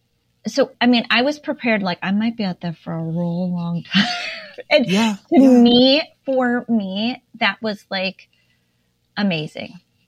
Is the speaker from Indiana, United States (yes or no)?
yes; Indiana, United States; Laura, I am from Indiana.